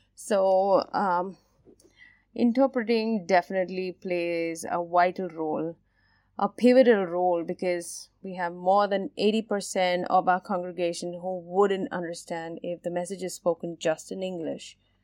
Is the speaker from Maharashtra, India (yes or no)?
yes; Mumbai, Maharashtra, India; I specifically come from Mumbai, India, which is a cosmopolitan city